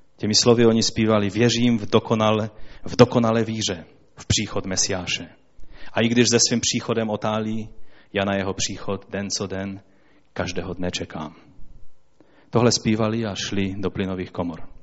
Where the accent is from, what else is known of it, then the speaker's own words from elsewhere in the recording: Poland; Já jsem Polák.